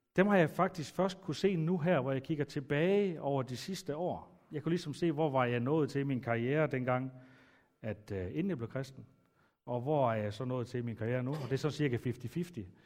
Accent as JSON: {"language": "Danish", "town": "Aalborg", "region": "North Denmark Region", "country": "Denmark", "tie": "born or raised there", "said": "Jeg er vokset op ude i Aalborg Øst"}